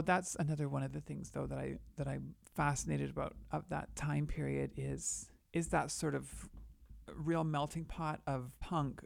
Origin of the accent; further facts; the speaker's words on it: Canada; now in New York, United States; I'm a Canadian artist currently residing in New York